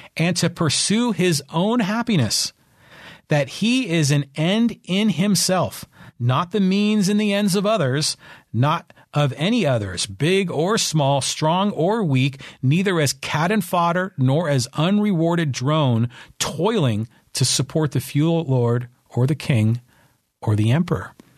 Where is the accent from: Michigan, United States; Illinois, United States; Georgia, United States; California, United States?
California, United States; Bay Area; moved away as an adult; I grew up in the Bay Area